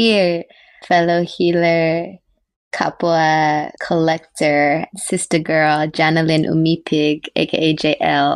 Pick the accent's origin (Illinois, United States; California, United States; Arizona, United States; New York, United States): California, United States; Carson; now in Bay Area, United States; I was born in California in Tongva territory. I grew up in Carson, California